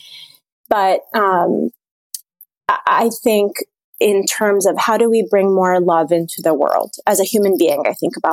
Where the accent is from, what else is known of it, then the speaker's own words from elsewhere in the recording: Abu Dhabi, United Arab Emirates; now in Washington, D.C., United States; I'm an Egyptian who was born and raised in Abu Dhabi in the United Arab Emirates, and I have lived now in DC for 10 years